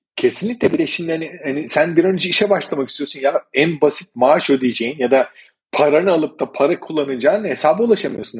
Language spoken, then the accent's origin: Turkish; Turkey; also born or lived in Malta